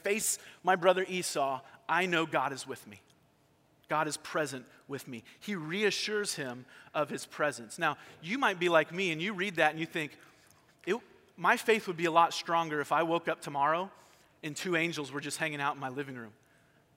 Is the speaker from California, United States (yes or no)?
yes; California, United States; I grew up in California, and we were not far from Disneyland.